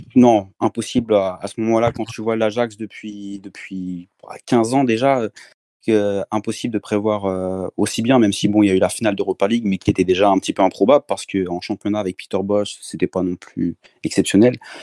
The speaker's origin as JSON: {"language": "French", "town": "Rennes", "region": "Brittany", "country": "France", "also_born_or_lived": "French Antilles", "moved": "yes", "said": "je suis, je suis de Rennes, donc euh, j'ai commencé à supporter le Stade Rennes, forcément. Puis après, j'ai déménagé aux Antilles"}